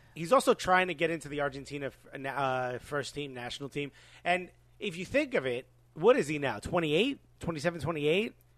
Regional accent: United States; we're American

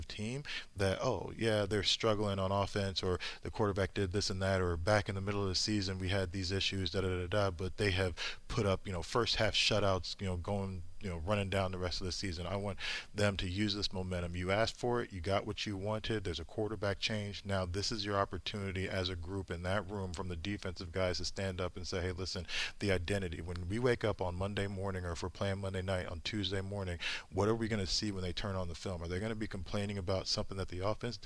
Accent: Indianapolis, Indiana, United States; I grew up in Indianapolis

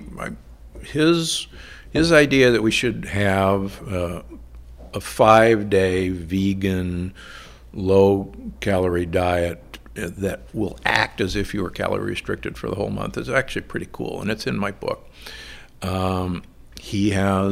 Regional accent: Midwest, United States; moved away; also born or lived in Omaha, Nebraska / Milwaukee, Wisconsin; I grew up in Omaha and Milwaukee

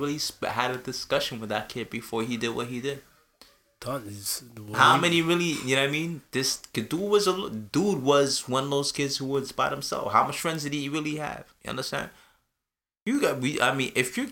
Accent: Canada; also born or lived in Jamaica; I'm coming from Canada. A Canadian school system

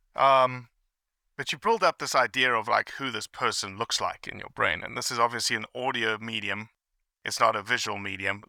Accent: South Africa; I grew up in South Africa

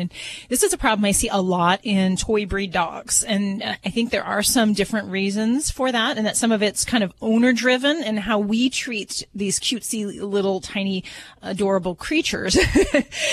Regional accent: Hammond, Indiana, United States; I'm from Hammond, Indiana, so not too far from those woods.

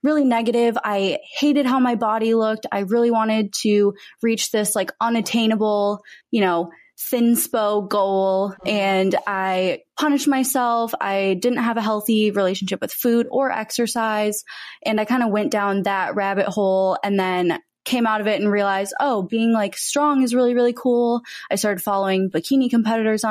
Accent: Minnesota, United States; moved away as an adult; also born or lived in Texas; now in Los Angeles, United States; I was born and raised in Minnesota, but I currently live in Los Angeles

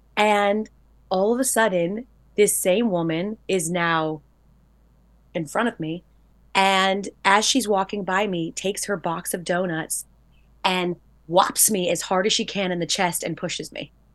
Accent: Georgia, United States; I'm from Georgia

